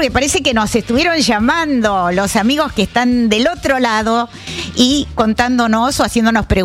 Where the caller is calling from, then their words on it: Berazategui, Buenos Aires Province, Argentina; Hola Nora, buen día … de Verazategui.